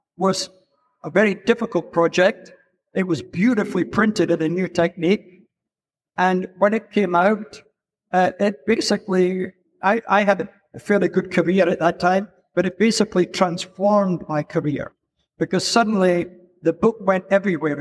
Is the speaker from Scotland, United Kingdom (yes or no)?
yes; Edinburgh, Scotland, United Kingdom; moved away as an adult; also born or lived in London; I'm Scottish. I'm not American. I'm Scottish. I was born in Edinburgh.